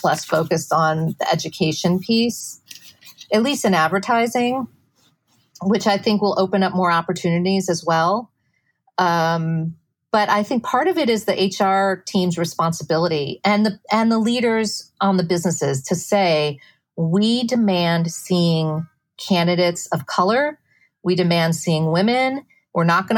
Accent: Midwest, United States; now in New York City, United States; I grew up in the Midwest, very conservative household

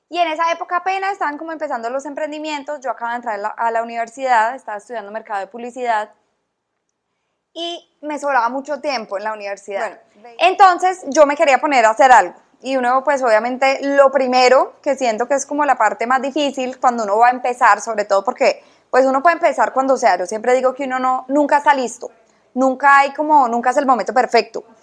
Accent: Cali, Valle del Cauca, Colombia; también soy caleña

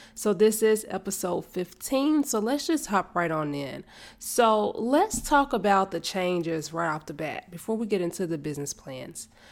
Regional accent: Charlotte, North Carolina, United States; moved away as an adult; now in Kannapolis, United States; I was born and raised in Charlotte, and now I am in Kannapolis. I'm still in North Carolina

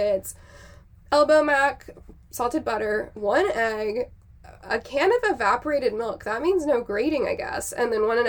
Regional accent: South Carolina, United States; I grew up in South Carolina

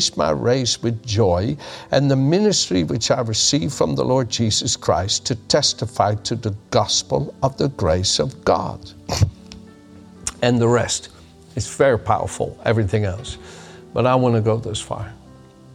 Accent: Netherlands; moved away; I was born in the Netherlands and raised there

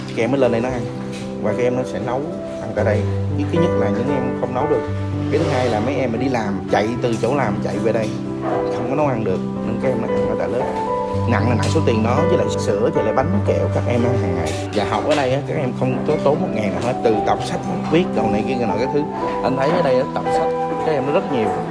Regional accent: Ho Chi Minh City, Vietnam; sinh ra và lớn lên tại thành phố Hồ Chí Minh

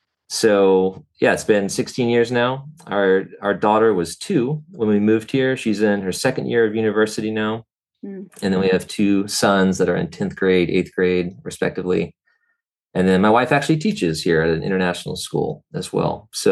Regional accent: Atlanta, Georgia, United States; also born or lived in New York; My father was in the army and I was born in New York, lived a number of places before he retired from the army and we moved to Atlanta, and that was 1990.

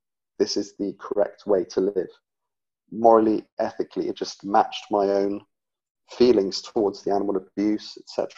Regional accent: England, United Kingdom; I'm from England, and I live in England. Currently in the Midlands, in the middle of England.

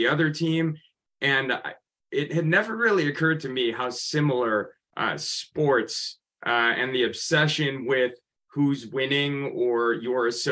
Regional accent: Chicago, Illinois, United States; moved away; growing up in Chicago

